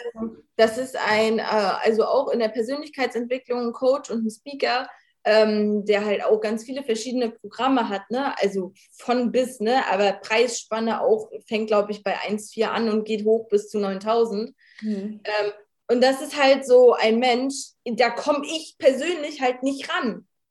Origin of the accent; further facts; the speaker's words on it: Rostock, Mecklenburg-Vorpommern, Germany; ich bin, äh, aus Rostock, ich bin vierundzwanzig